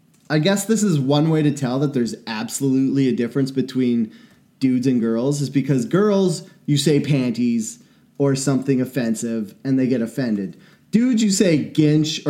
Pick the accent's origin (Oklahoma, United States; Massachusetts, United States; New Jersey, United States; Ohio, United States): Ohio, United States; Cleveland; I'm from Cleveland.